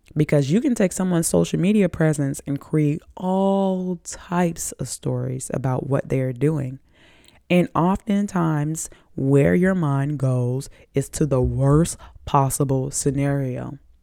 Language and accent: English; the South, United States; I'm from the South